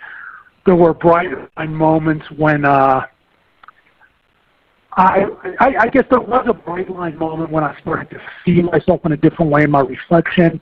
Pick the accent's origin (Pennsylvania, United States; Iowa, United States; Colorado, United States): Pennsylvania, United States; Pittsburgh; now in Dallas, United States; I was born, I'm originally from Pittsburgh, Pennsylvania